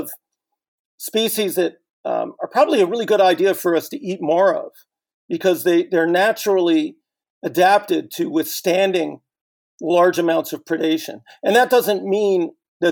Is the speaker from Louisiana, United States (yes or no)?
no; Northern California, United States